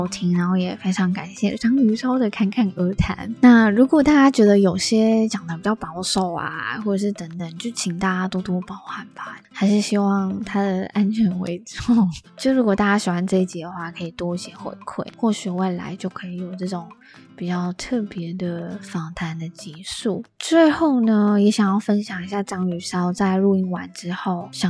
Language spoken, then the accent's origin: Chinese; Taiwan; 但是等于又和我们台湾人不同。